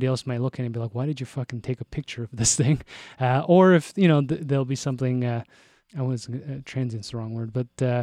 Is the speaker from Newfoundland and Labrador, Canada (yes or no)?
no; Toronto, Ontario, Canada; moved away; I'm from Toronto.